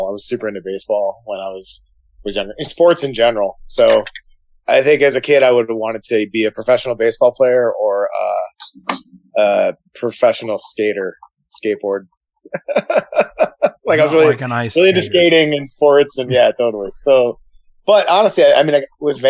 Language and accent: English; Midwest, United States; now in San Francisco Bay Area, United States; little kid growing up in the Midwest